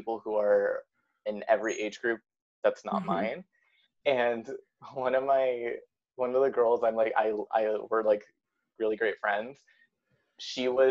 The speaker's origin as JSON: {"language": "English", "town": "Anaheim", "region": "California", "country": "United States", "said": "I'm also from Anaheim"}